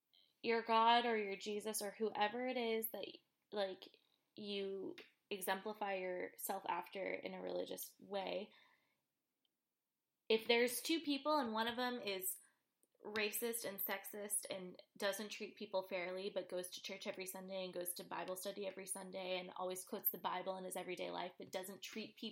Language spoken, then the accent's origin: English; California, United States; a Californian Christian